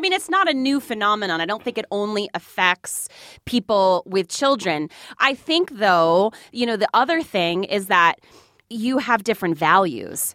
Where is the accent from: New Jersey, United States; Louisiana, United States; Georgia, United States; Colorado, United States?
New Jersey, United States; moved away as an adult; also born or lived in Mississippi; I'm from New Jersey